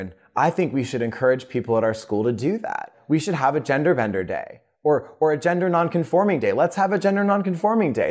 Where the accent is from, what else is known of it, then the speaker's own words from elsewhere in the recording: Raleigh, North Carolina, United States; I grew up in Raleigh